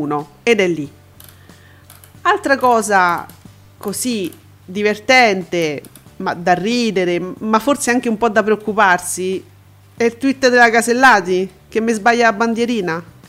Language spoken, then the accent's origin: Italian; Italy; noi italiani